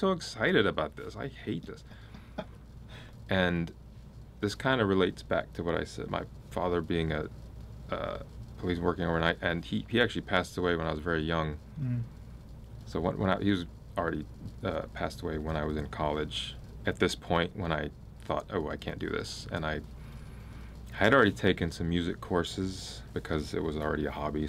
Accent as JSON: {"language": "English", "town": "Los Angeles", "region": "California", "country": "United States", "tie": "born or raised there", "said": "I grew up in Los Angeles."}